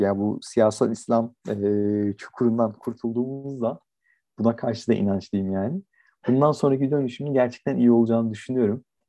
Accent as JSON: {"language": "Turkish", "region": "Istanbul", "country": "Turkey"}